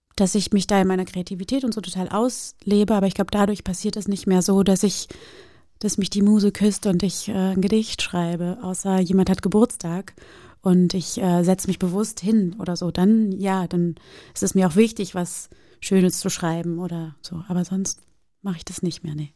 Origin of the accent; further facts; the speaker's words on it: Germany; German is a second language; also born or lived in Brazil / Rio de Janeiro; meinen ersten Schultag, Schultag in Deutschland